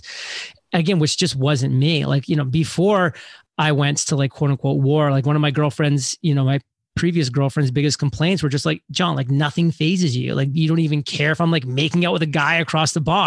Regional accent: New England, United States; born and raised in New England, went to college in New England

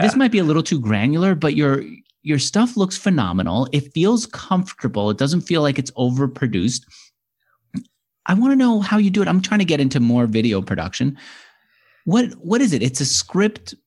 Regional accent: New York, United States; as a New Yorker growing up wanting to be, um, uh, an, an entrepreneur

